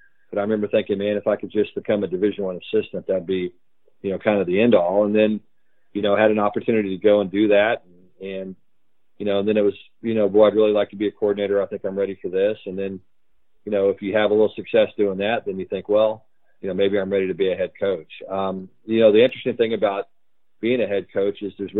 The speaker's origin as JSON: {"language": "English", "region": "Texas", "country": "United States", "tie": "born or raised there", "said": "I grew up in Texas."}